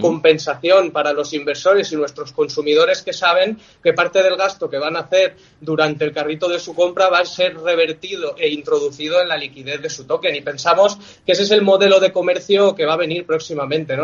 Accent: Villajoyosa, Valencian Community, Spain; somos de aquí de Alicante, de Villajoyosa

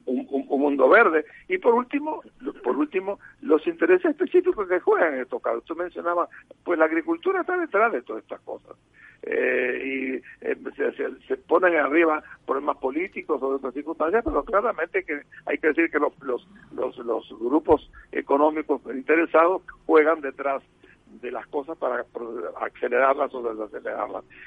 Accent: Uruguay; also born or lived in Asturias, Spain; nací en Asturias y soy uruguayo

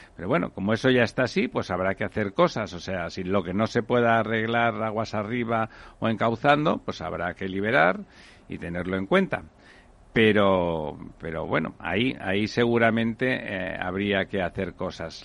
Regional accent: Barcelona, Catalonia, Spain; en mi tierra, en Barcelona

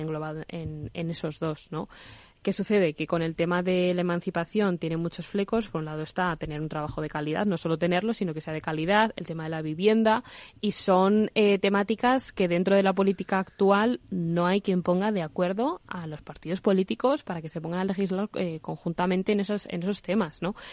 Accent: Burgos, Castile and León, Spain; now in Madrid, Spain; yo soy de Burgos

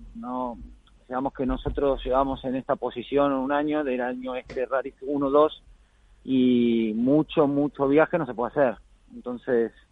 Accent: Argentina; now in Spain; me fui a Argentina, estuve ahí más de dos semanas, ahí de vuelta en la, tierra y las raíces y bien, bien con la familia

